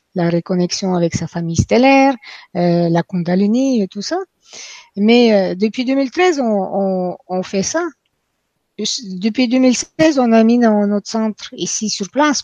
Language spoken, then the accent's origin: French; Quebec, Canada; moved away as an adult; now in France; depuis que je suis venue ici en France, hein, en passant je viens de Québec, donc depuis que je viens, euh, je vis en France